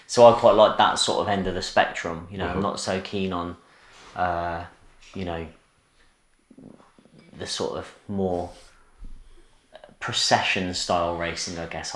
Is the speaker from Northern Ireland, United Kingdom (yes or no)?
no; Coventry, West Midlands, United Kingdom; in Coventry, my hometown